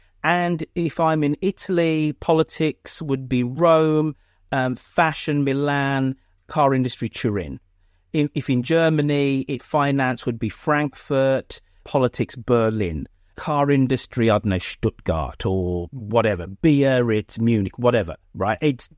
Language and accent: English; United Kingdom; And as a Brit, yep, I get really upset. There's only one second city, and obviously that's Birmingham.